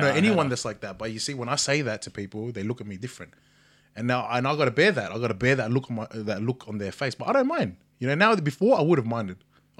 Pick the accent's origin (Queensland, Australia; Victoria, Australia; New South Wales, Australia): New South Wales, Australia; Cabramatta; I was from Cabra.